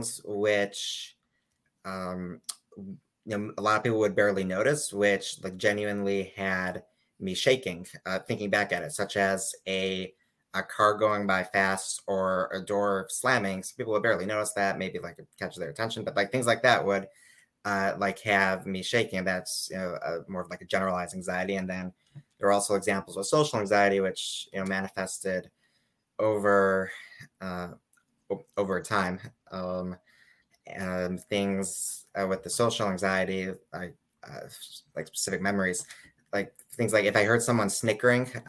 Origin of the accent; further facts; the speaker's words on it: Chicago, Illinois, United States; moved away as an adult; now in New York, United States; I'm from Chicago initially. I came to New York about 9 years ago to study at Yeshiva University